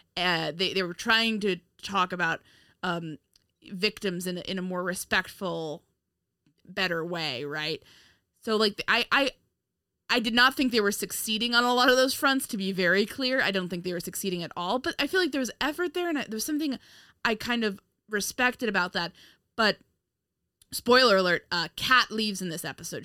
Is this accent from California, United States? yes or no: no; Westchester, New York, United States; I'm from Westchester